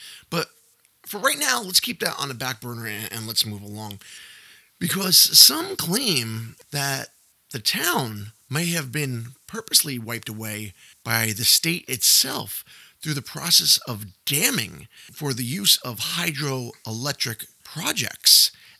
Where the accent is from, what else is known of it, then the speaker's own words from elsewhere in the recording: Clam Lake, Wisconsin, United States; my hometown, Chris, of Clam Lake.